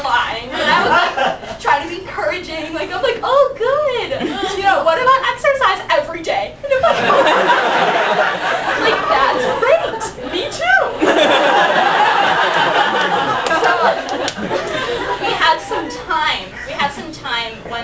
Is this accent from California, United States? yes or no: no; Chicago suburb, Illinois, United States; moved away as an adult; now in Chapel Hill, United States; I'm from Chicago, but really a suburb, and it's actually not really that near